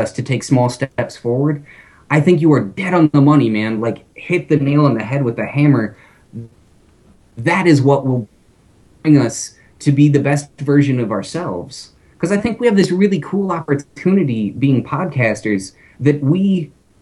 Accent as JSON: {"language": "English", "region": "Minnesota", "country": "United States", "said": "I'm from Minnesota"}